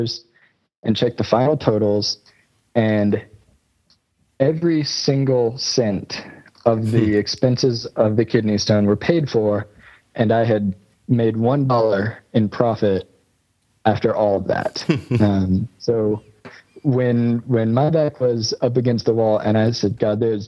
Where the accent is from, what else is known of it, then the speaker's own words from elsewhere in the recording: United States; moved away as an adult; also born or lived in South Africa; I'm American. Right. I was raised in America